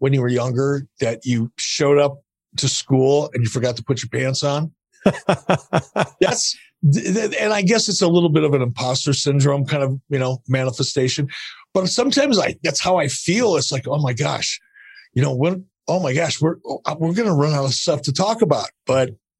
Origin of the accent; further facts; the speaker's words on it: Detroit, Michigan, United States; moved away as an adult; now in Cody, Wyoming, United States; as a kid, I grew up in Detroit.